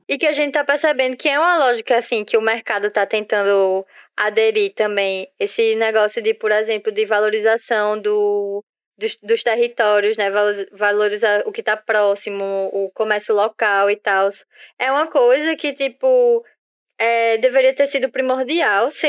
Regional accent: Northeast Region, Brazil; todo mundo aqui é nordestino

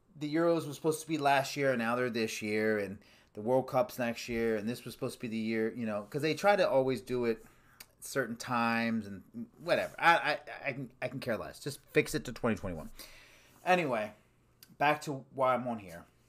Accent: United States; We're in the United States

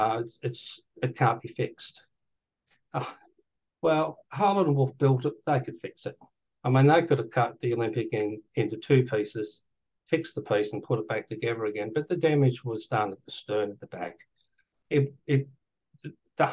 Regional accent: Australia; I'm Australian

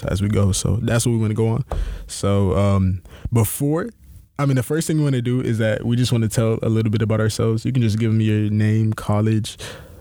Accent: Houston, Texas, United States; also born or lived in Nigeria (ancestry); now in Milwaukee, United States; I'm from Houston, Texas, down south, H-Town till we drown

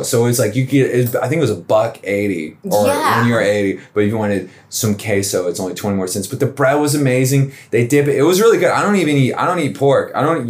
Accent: Atlanta, Georgia, United States; I'm from Atlanta.

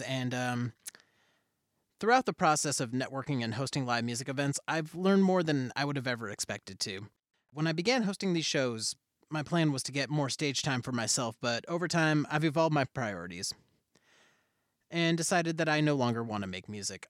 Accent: Olympia, Washington, United States; being born and raised in Olympia as one of the few POC in the area

